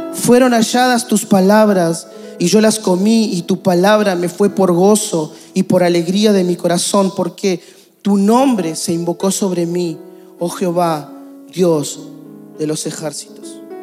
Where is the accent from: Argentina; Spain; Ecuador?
Argentina; A nosotros nos encantaría como argentinos vivir en un país estable.